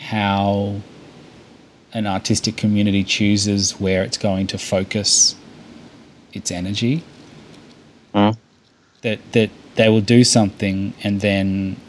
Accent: Australia; accent: Australian; I think maybe it could be my Australian accent

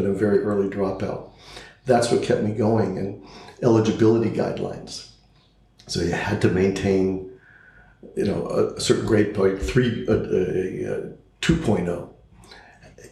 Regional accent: Los Angeles, California, United States; also born or lived in Pittsburgh, Pennsylvania; I grew up in Southern California. I went to all local Los Angeles public schools.

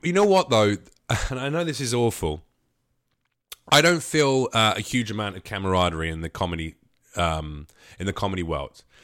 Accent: United Kingdom; moved away as an adult; now in United States; a British comic

